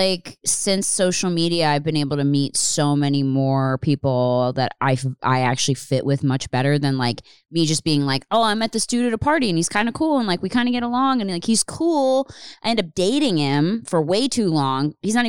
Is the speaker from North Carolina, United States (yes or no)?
no; Pennsylvania, United States; I didn't grow up in the city. I grew up in Upper Bucks County, like outside.